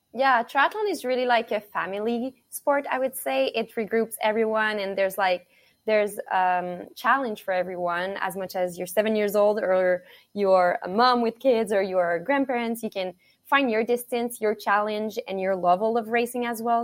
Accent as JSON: {"language": "English", "town": "Montreal", "region": "Quebec", "country": "Canada", "moved": "yes", "said": "I'm from Montreal, Canada"}